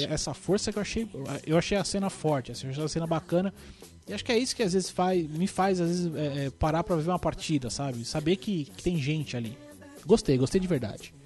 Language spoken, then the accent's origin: Portuguese; Brazil; eu sou brasileiro